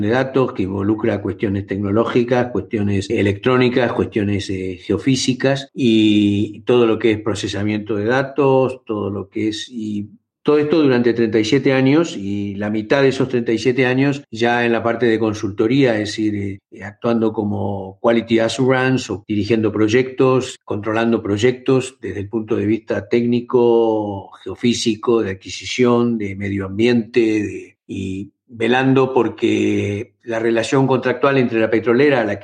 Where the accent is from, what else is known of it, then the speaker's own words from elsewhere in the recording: Buenos Aires, Argentina; born there; moved away as an adult; Nací en Buenos Aires